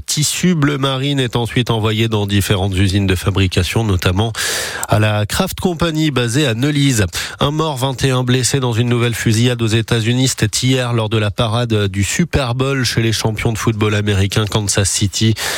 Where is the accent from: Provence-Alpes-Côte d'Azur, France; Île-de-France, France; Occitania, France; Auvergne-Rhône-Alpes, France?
Auvergne-Rhône-Alpes, France; Loire; Chez nous, dans la Loire